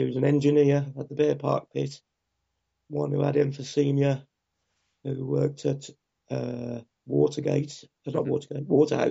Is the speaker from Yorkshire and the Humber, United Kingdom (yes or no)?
no; Carmarthen, Wales, United Kingdom; moved away; also born or lived in Birmingham; We're not even from Birmingham, because I was actually born in Wales